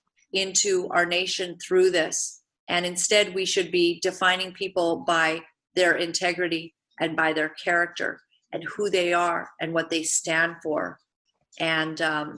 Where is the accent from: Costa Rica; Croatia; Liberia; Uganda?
Uganda; moved away; I was born in Uganda, East Africa.